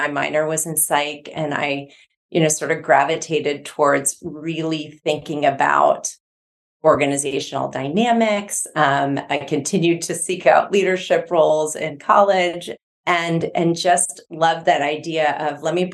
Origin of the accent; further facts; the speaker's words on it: north of Milwaukee, Midwest, Wisconsin, United States; I'm from the Midwest. I grew up just north of Milwaukee